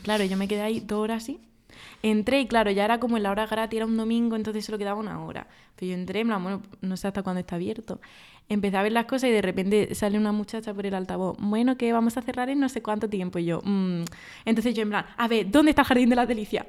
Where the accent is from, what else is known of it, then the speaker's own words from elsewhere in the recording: Andalusia, Spain; mi tierra